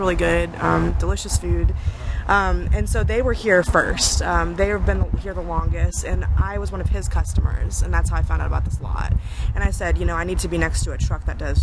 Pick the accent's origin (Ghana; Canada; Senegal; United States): United States; Houston, Texas; also born or lived in Maryland; now in Austin, United States; we're actually both from Houston